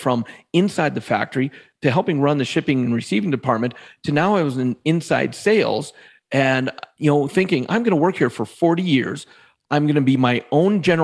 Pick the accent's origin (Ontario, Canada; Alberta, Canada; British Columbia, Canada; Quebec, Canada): Alberta, Canada; where I grew up in Alberta in Canada, it's very in-the-box thinking.